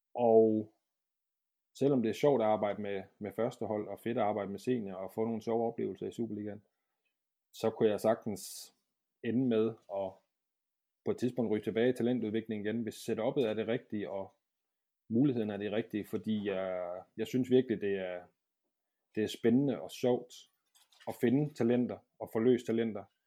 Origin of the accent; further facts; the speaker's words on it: Brøns, Southern Denmark, Denmark; moved away as an adult; also born or lived in Aarhus; det var jeg mange år nede i Brøns, hvor jeg kommer fra, nede i Sønderland